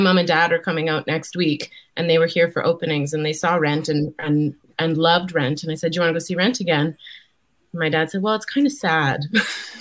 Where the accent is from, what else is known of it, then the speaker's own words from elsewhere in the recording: Red Deer, Alberta, Canada; I grew up in Red Deer, Alberta.